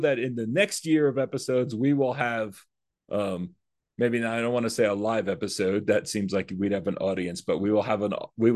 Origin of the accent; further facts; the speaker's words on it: the New York area, United States; growing up in the New York area